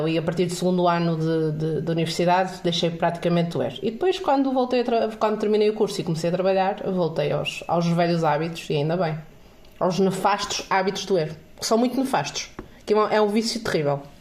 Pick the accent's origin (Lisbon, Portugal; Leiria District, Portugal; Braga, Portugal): Braga, Portugal; Caldas das Taipas; na altura da minha terra, eu estudava nas Taipas, na escola secundária de Caldas das Taipas ia para a biblioteca da, da, da vila e ficava lá.